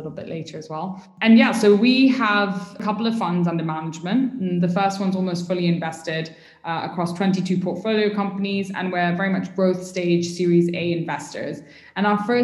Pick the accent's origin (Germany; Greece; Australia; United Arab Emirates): United Arab Emirates; also born or lived in United Kingdom / Pakistan (ancestry); I moved to the UAE basically when I was 3 weeks old and I did sort of like most of my childhood here